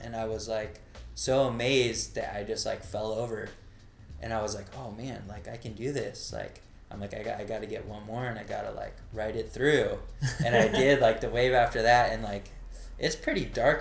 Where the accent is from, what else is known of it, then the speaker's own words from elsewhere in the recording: Orange, California, United States; I grew up in Orange.